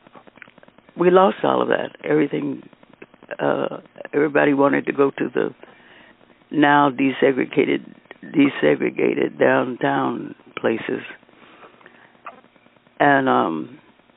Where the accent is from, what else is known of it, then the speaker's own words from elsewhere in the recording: Kansas City, Missouri, United States; moved away as an adult; also born or lived in Topeka, Kansas; now in Los Angeles, United States; I was born in Kansas City, Wheatley Hospital. I have one sister who was also born there, and we grew up